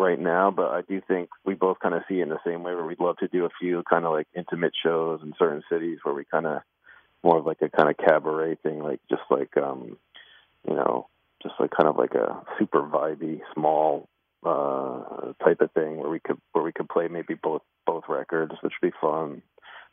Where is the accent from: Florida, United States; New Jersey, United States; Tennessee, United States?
New Jersey, United States; I grew up in New Jersey.